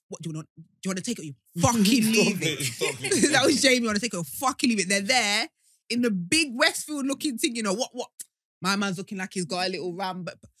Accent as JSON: {"language": "English", "town": "Leicester", "region": "East Midlands", "country": "United Kingdom", "said": "I'm from Highfield."}